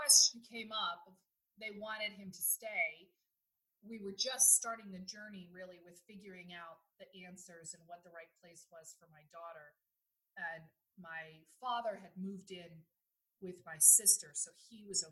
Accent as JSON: {"language": "English", "country": "United States", "moved": "yes", "lives_now": "Netherlands", "said": "as an American"}